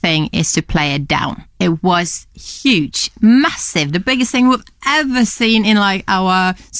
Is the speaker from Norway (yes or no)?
yes; Norway; I'm from Norway.